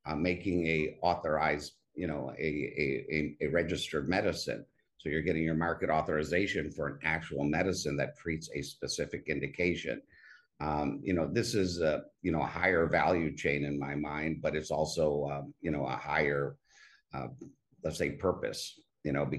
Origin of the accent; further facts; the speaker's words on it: Cleveland, Ohio, United States; moved away as an adult; also born or lived in Boston / New York City; now in Monte Carlo, Monaco; I was raised in Cleveland, Ohio